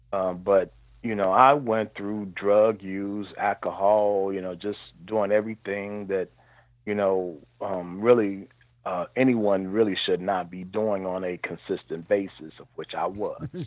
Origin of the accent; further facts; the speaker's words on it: Cincinnati, Ohio, United States; also born or lived in Marion, Alabama / Atlanta / Lexington; I um, grew up in Cincinnati, Ohio. I moved here um, fairly early in my life before I was one year old